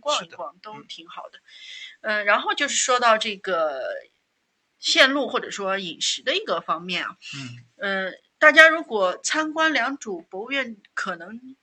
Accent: Hangzhou, Zhejiang, China; 作为杭州人还是挺喜欢芝味官

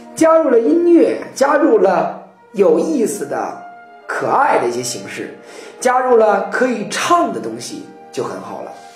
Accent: China; 我们中国人

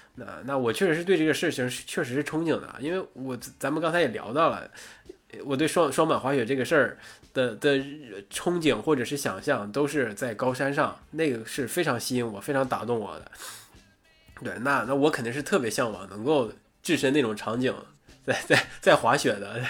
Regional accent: Northeast China, China; 我作为一个东北人

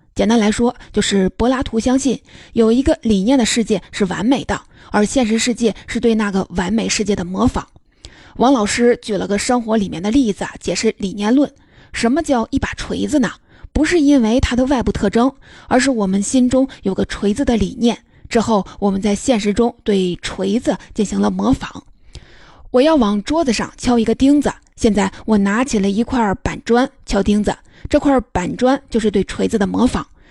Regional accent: China; 我们中国人也接受了以理性为核心的这一套哲学

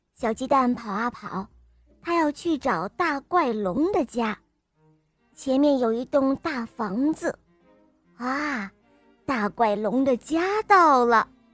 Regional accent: Xichang, Sichuan, China; 我五岁了，我来自西昌

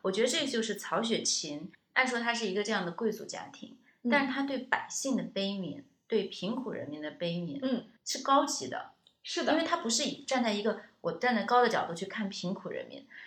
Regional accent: China; 我们中国人

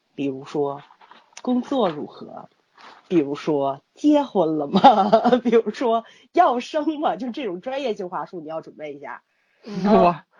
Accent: Tianjin, China; accent: Tianjin dialect; 我们天津话不是说这孩子倍儿宝贝儿吗

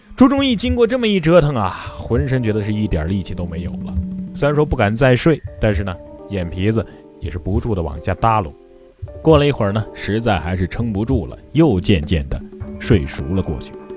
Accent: Hubei, China; 我的家乡湖北啊，可以说是一个有山有水的好地方

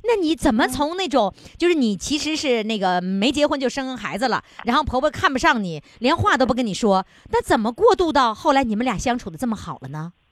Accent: Northeast China, China; 我们东北人就是吃那个大锅炖

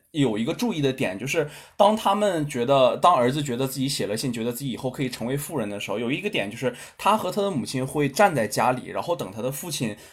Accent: China; 我们的，呃，中国

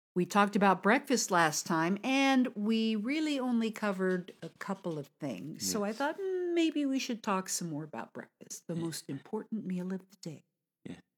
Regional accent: United States; from America

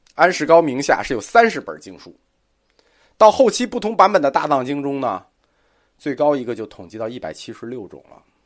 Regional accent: China; 我们中国人

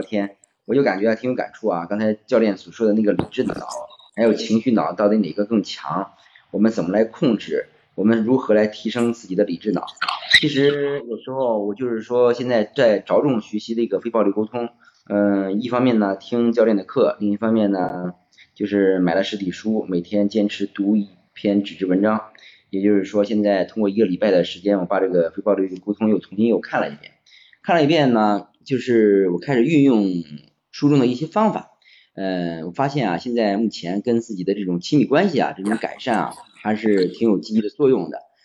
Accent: Xingtai, Hebei, China; 家是河北邢台的，啊，是一个公务员

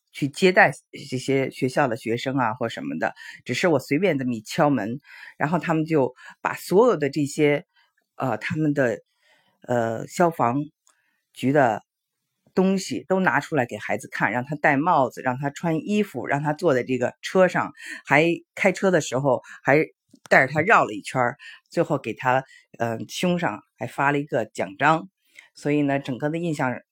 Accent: China; now in Houston, United States; 非常值得我们中国人学习的

